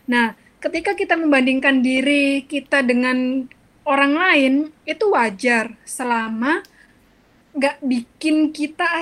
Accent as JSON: {"language": "Indonesian", "region": "Java", "country": "Indonesia", "accent": "Javanese (medok)", "said": "apalagi aku aksennya medok banget kan gitu kayak uang Jawa banget"}